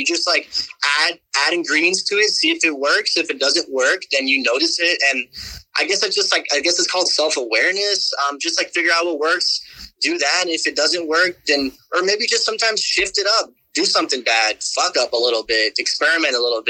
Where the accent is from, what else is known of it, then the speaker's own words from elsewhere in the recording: the South, United States; I don't know, just like growing up in the South, like, if you got the juice.